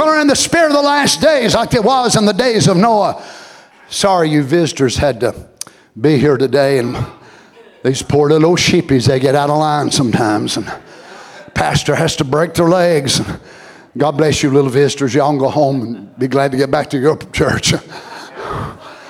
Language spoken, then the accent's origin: English; United States; as American people